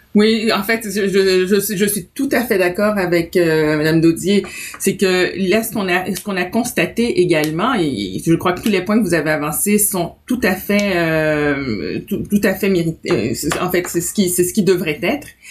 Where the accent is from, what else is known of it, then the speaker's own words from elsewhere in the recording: Quebec, Canada; also born or lived in Haiti; en tant qu'haïtienne, que québécoise, canadienne d'origine haïtienne